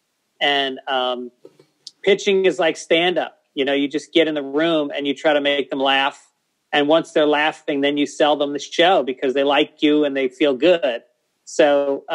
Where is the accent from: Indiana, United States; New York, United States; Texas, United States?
New York, United States; New York City